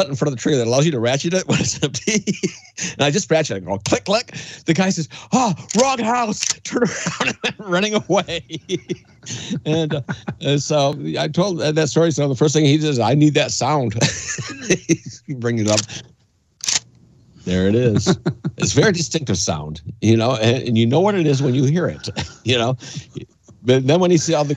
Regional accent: Canada; also born or lived in Gaylord, Michigan, United States; now in United States; I was born in Gaylord, but my father moved me to Canada at a relatively young age. I was still, I think, for grade one. Went to school over in Canada

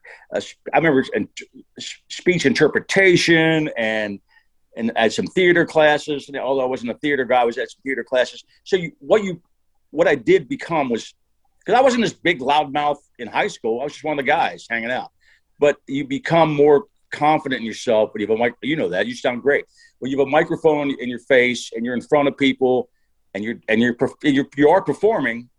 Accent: Harrisburg area, Pennsylvania, United States; I worked at WTPA as a 7 to midnight guy for about 3 years, right in my hometown. We were based in Mechanicsburg, right outside of Harrisburg.

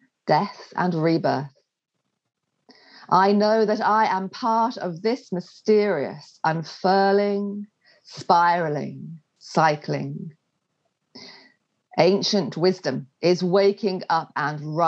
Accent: England, United Kingdom; moved away as an adult; also born or lived in Wales; I'm English

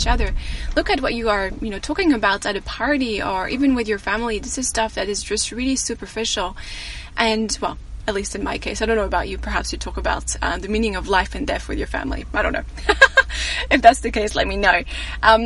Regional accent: France; moved away; people asking me about my accent, sorry. And I tell them I'm French

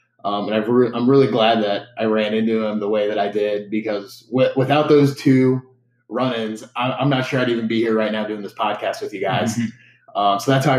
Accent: Mansfield, Ohio, United States; moved away as an adult; now in Toledo, United States; So I was born in Mansfield, Ohio, about 2 hours away from here. Okay. Came to Toledo. I'm a College of Pharmacy student here in my last year

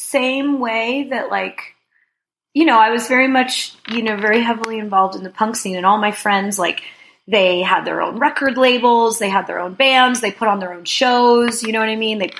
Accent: New Jersey, United States; also born or lived in Brooklyn, New York; I grew up in North Jersey, so I spent a lot of time in New York

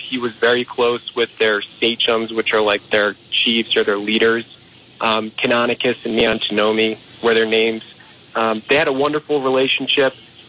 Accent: North Kingstown, Rhode Island, United States; moved away as an adult; also born or lived in Exeter, Rhode Island / Boulder, Colorado; I grew up in North Kingstown, then moved to Exeter during my college years, and then I went to the University of Rhode Island. And I lived in Rhode Island up until like 2015

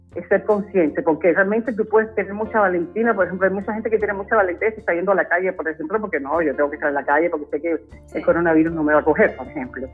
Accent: Cuba; moved away as an adult; also born or lived in southern Chile; now in Chile; yo soy cubana

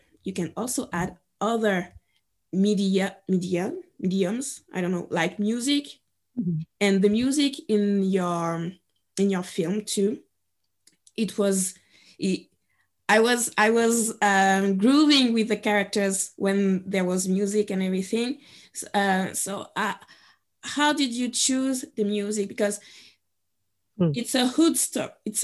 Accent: Guadeloupe; moved away as an adult; also born or lived in Paris, France; I was born and raised in Guadeloupe

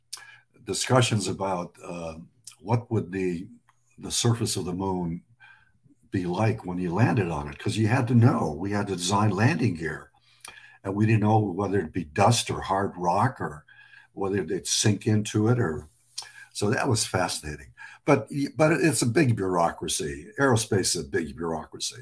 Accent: Lebanon; now in United States; I'm an American immigrant. I was born in Lebanon.

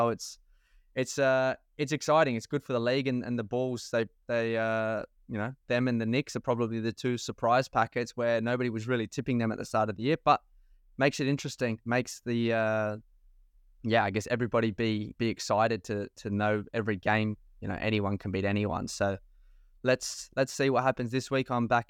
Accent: Adelaide, South Australia, Australia; also born or lived in West Beach; We're both, you know, two young boys coming from Adelaide, growing up in the Western suburbs.

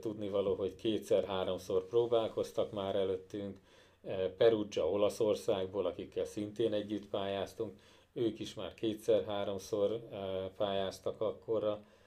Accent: Kecskemét, Bács-Kiskun, Hungary; mind a ketten kecskemétiek vagyunk

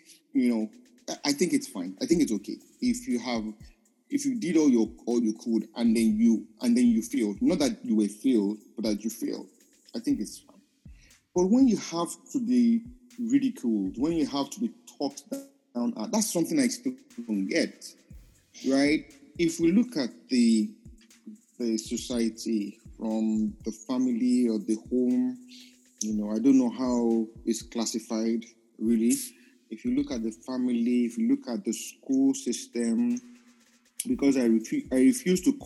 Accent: Nigeria; I'm a Nigerian

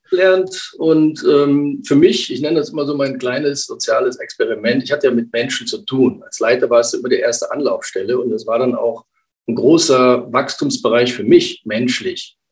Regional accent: Rhineland, Germany; komme aus dem Rheinland, bin eine rheinische Frohnatur

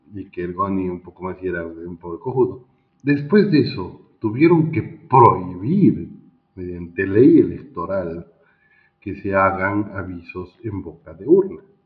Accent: Bolivia

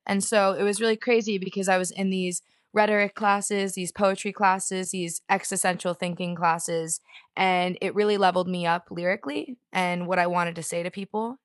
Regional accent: Fort Lauderdale, Miami, South Florida, United States; moved away as an adult; now in Los Angeles, United States; I grew up in South Florida, like Fort Lauderdale, Miami.

